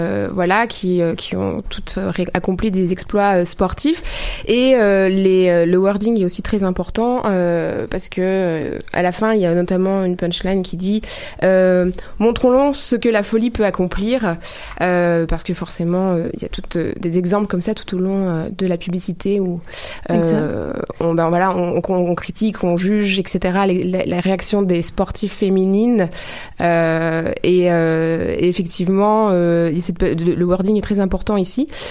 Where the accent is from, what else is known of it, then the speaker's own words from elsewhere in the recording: France; je suis française